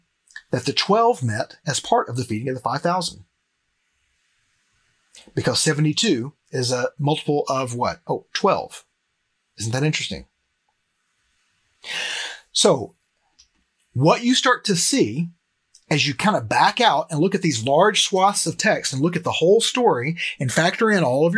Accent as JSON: {"language": "English", "town": "Cleveland", "country": "United States", "tie": "born or raised there", "said": "a church like the one that I grew up here in Cleveland"}